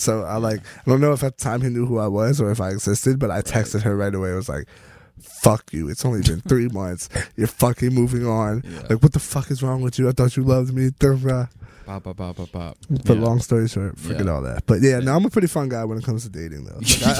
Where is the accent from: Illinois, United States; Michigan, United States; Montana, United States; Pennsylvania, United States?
Pennsylvania, United States; Lancaster; also born or lived in Florida; we're from Lancaster, Pennsylvania, bro.